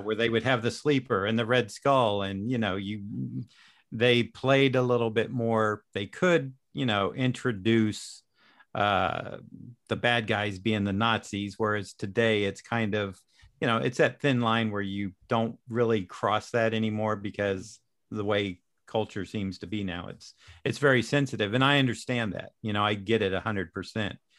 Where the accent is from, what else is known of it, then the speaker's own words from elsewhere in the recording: Daytona Beach, Florida, United States; also born or lived in Kentucky / Orlando; I was born in Kentucky, but I think my family, after three months, moved to the Daytona area